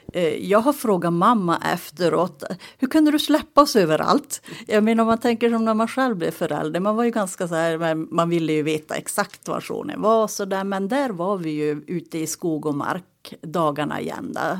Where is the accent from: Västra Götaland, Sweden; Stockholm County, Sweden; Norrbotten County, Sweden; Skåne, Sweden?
Norrbotten County, Sweden; Tornedalen, Haparanda Municipality; Uppvuxen i Tornedalen, Haparanda kommun, i en liten by tre mil utanför eh, Kattilasori Leipjärvi, mina hemtrakter.